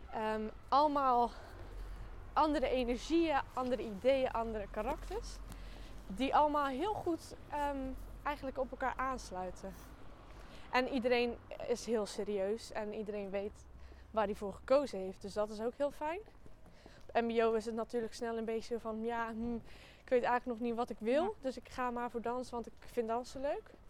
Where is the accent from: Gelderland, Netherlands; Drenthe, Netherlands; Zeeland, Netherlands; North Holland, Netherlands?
Zeeland, Netherlands; Axel; Ehm, ik ga naar Codarts. En eh, ja, ik kom uit Axel.